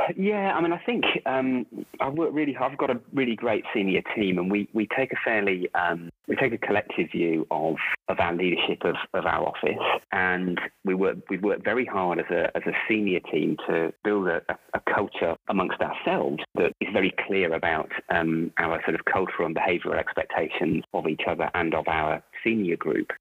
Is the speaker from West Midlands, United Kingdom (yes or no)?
yes; Rugby, West Midlands, United Kingdom; moved away as an adult; also born or lived in Warrington; now in Melbourne, Australia; I am originally from Rugby in the UK. Uh, born, born actually in uh, Warrington first, but then moved back down to Rugby with my parents when uh, I was about a year old, and lived there till I was 18.